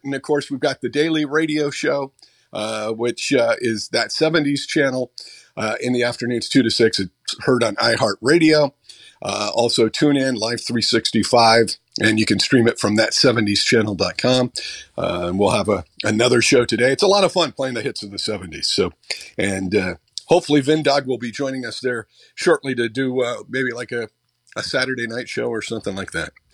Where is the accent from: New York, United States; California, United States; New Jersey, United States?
California, United States; Butte County; moved away; I grew up in Butte County, so it was kind of cool to go back kind of home.